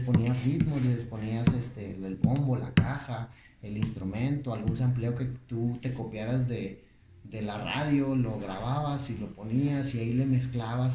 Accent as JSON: {"language": "Spanish", "town": "Monterrey", "region": "Nuevo León", "country": "Mexico", "tie": "born or raised there", "said": "yo soy de aquí de Monterrey, Nuevo León. Yo nací en el 88."}